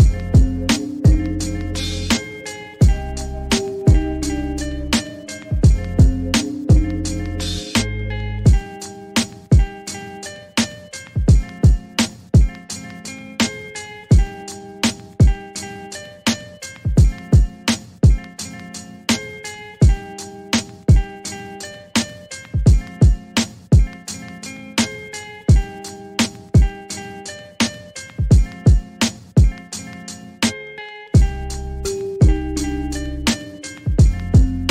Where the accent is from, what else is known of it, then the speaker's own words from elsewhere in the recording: Woodland, California, United States; that's where I'm from